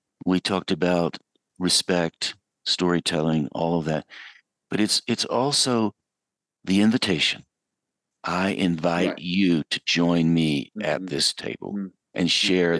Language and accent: English; Western North Carolina, United States; I grew up in Western North Carolina.